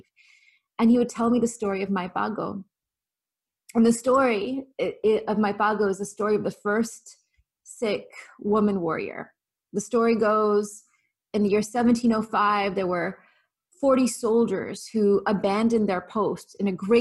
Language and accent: English; the farmlands of California, United States; As a little girl growing up in the farmlands of California, predominantly white, predominantly Christian